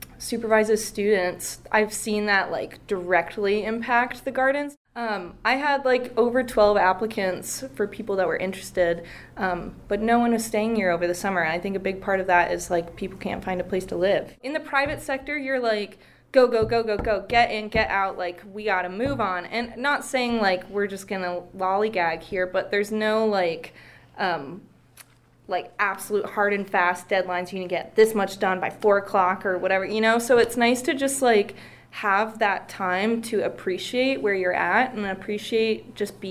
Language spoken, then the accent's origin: English; Bozeman, Montana, United States; moved away as an adult; now in Missoula, United States; I grew up in Bozeman my whole life